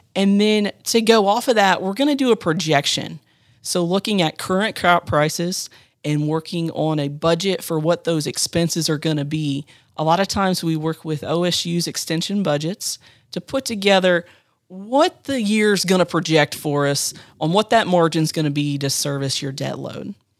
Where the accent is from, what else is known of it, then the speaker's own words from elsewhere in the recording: Marion County, Ohio, United States; I grew up in Marion County on a small livestock farm